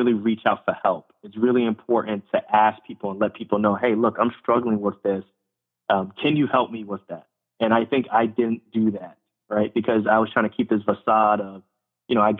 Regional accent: Irvington, New Jersey, United States; also born or lived in Lefrak City, Queens, New York / central Pennsylvania; I grew up in Queens, New York, and then I grew up in Irvington, New Jersey

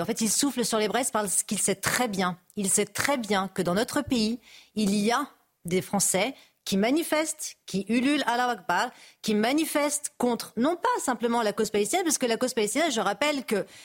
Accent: France; en tant que Française d'origine algérienne

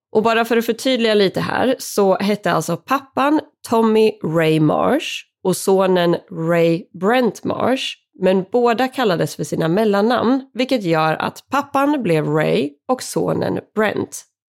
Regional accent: Sweden; här hemma i Sverige

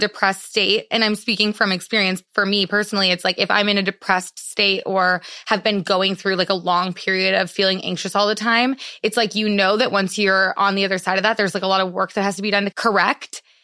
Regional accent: Madison, Wisconsin, United States; moved away; I grew up in Madison, Wisconsin

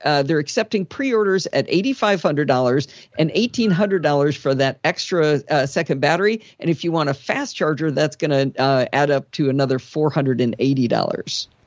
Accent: Michigan, United States; When I was a kid growing up in Michigan

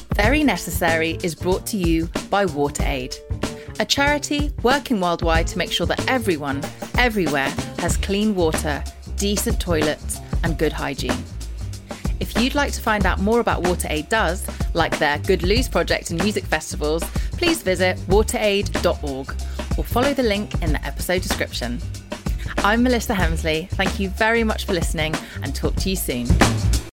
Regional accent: London, United Kingdom; I'm a Londoner

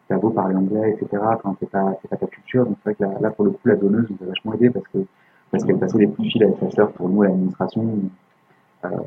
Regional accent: France; Nous, on se dit ok, mm. puis tu sais, on est français, donc on se dit

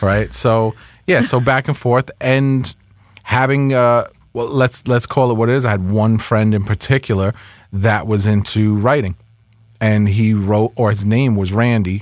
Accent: Westchester, New York, United States; also born or lived in Bronx; I grew up in Westchester

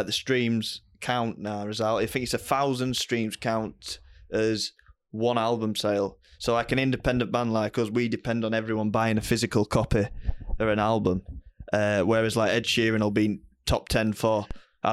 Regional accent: Bolton upon Dearne, Yorkshire and the Humber, United Kingdom; I'm from Bolton on Dearn

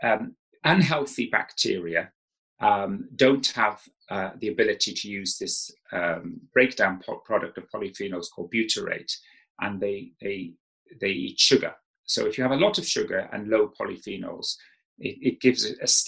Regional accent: South Wales, United Kingdom; I grew up in South Wales

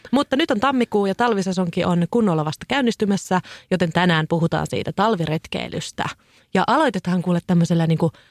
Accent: Kouvola, Kymenlaakso, Finland; mä oon Kouvolasta kotoisin

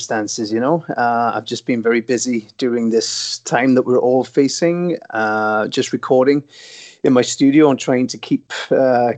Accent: Wales, United Kingdom; growing up in Wales

